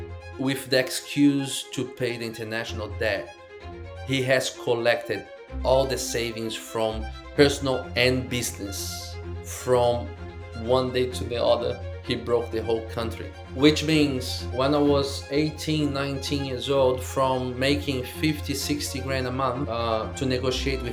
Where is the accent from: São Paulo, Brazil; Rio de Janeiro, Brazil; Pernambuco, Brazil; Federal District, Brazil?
Rio de Janeiro, Brazil; now in Queensland, Australia; I'm in Australia, in Queensland, and I'm from Brazil, Rio.